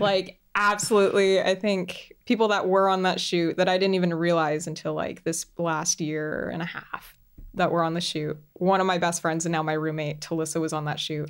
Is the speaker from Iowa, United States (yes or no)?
no; Central Florida, United States; moved away as an adult; I grew up in Central Florida